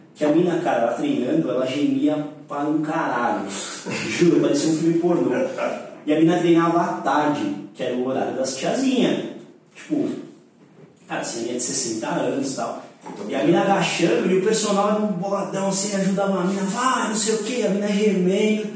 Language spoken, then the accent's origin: Portuguese; São Bernardo do Campo, São Paulo, Brazil; moved away as an adult; eu sou de São Bernardo, trabalhava numa academia desse tamanho, assim, eu tinha vindo pra São Paulo duas vezes na vida